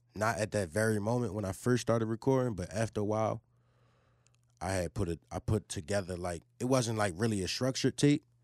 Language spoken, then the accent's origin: English; Philadelphia, Pennsylvania, United States; I'm from Huntington Park, man. North Philly